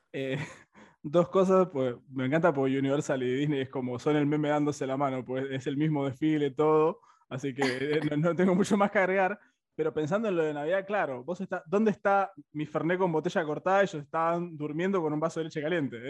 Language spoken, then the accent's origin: Spanish; Buenos Aires, Argentina; yo acá también soy, más porteño que el obelisco